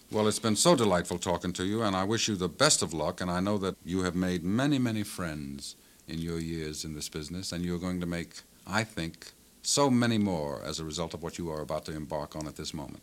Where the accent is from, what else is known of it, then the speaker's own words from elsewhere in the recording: New Orleans, Louisiana, United States; moved away; I grew up in New Orleans, and I haven't been there for quite some time